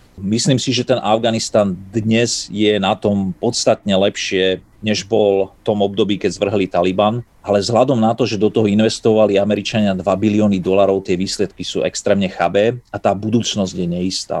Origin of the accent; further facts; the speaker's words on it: Slovakia; moved away as an adult; also born or lived in United States; na Slovensku, aby videli, ako som vyrastal